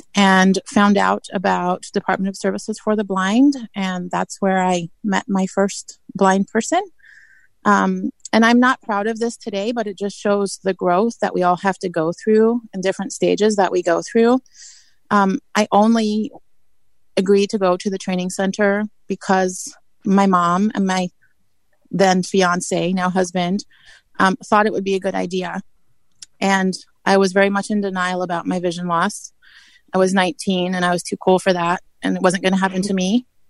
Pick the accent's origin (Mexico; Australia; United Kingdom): United Kingdom; England; But I grew up in England, like I said